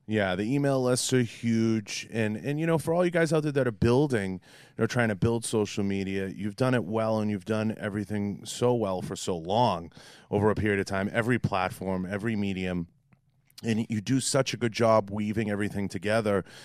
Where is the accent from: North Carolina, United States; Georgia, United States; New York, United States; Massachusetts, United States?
Massachusetts, United States; Boston; accent: Boston; my Boston accent